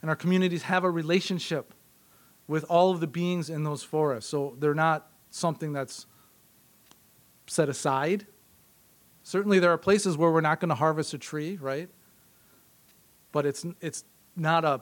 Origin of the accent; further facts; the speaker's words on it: Green Bay, Wisconsin, United States; I'm from Wisconsin. In my intro, I said I'm from Green Bay.